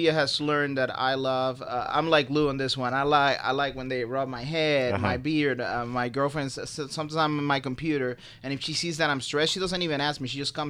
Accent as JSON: {"language": "English", "country": "Puerto Rico", "moved": "yes", "said": "I'm from Puerto Rico."}